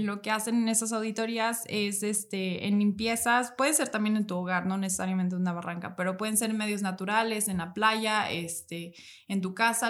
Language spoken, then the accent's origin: Spanish; Morelos, Mexico; ya somos de Morelos